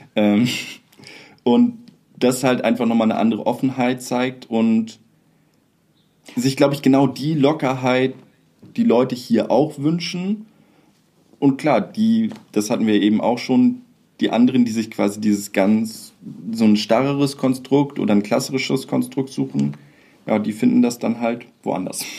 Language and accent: German; Kleinförste, Lower Saxony, Germany; moved away; ich fühle mich immer noch meiner Heimatgemeinde in Kleinförste ähm, zugehörig, so, obwohl ich da schon seit über zehn Jahren äh, noch länger nicht mehr wohne